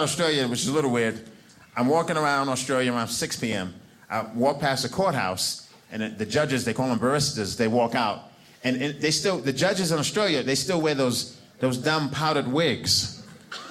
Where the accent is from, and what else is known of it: New York City, New York, United States; born or raised there; moved away as an adult; now in Provo, United States